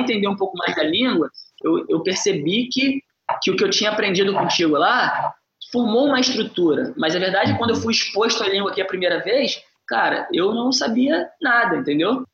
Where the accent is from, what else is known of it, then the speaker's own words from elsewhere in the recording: Brazil; now in Singapore; Eu penso muito nas pessoas do Brasil, é lógico, porque é o uhum. lugar da uhum. onde eu venho, de onde eu venho